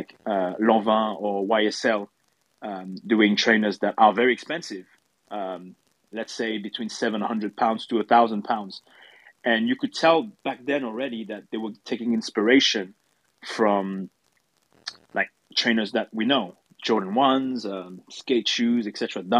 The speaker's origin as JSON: {"language": "English", "country": "France", "also_born_or_lived": "London", "moved": "as an adult", "said": "I'm French, I come from France, but when I was studying in London"}